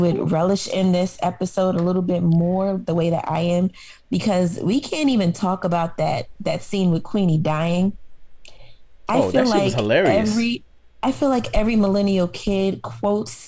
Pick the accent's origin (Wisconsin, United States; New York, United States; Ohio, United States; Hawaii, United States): New York, United States; New York City; now in Prince George's County, Maryland, United States; I grew up in Harlem